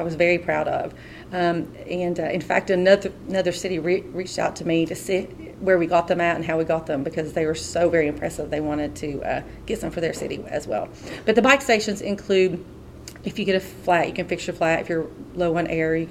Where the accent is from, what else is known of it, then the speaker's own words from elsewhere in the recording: Pikeville, Kentucky, United States; also born or lived in Lexington, Kentucky; I was born and raised in Pikeville, but I went to Lexington for a couple years to study at University of Kentucky